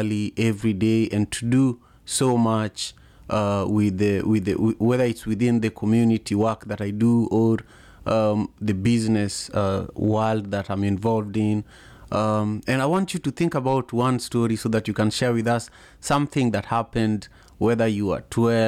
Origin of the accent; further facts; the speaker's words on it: Kenya; now in Seattle, United States; my hometown in Kenya